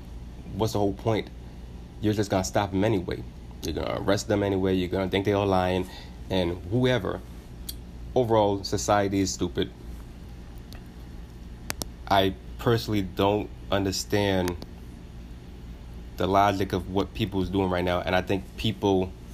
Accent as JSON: {"language": "English", "country": "United States", "said": "it's embarrassing as an American. I live in America."}